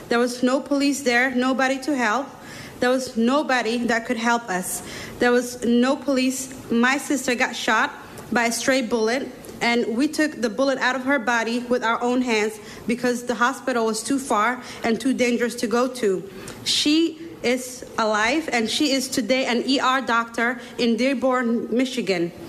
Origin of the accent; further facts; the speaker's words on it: Somalia; now in United States; I'm from Somalia. 23 years ago, me and my family entered uh, um, in the U.S. to seek asylum.